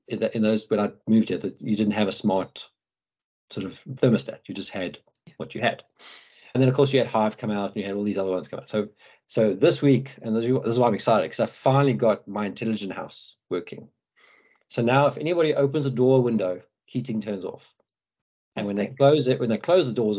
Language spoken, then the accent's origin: English; Johannesburg, Gauteng, South Africa; now in United Kingdom; I come from South Africa. You know, I grew up in Johannesburg